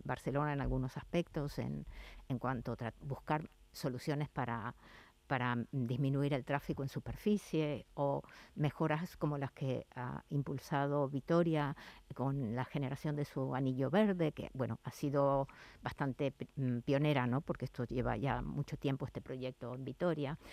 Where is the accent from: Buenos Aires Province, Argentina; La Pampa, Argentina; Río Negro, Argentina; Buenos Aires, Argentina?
La Pampa, Argentina; moved away as an adult; now in Seville, Spain; mi ciudad de origen, de, Argentina de La Pampa